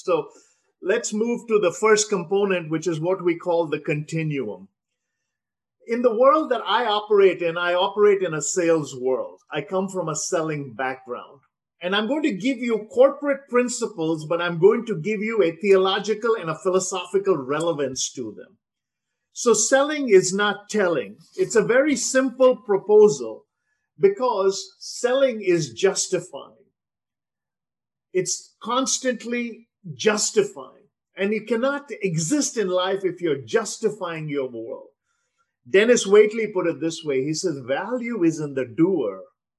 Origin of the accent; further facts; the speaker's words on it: South India, India; first language Telugu; I grew up in the South. I speak Telugu, but I married a girl from the North, and I probably speak better Hindi than I do Telugu at this point.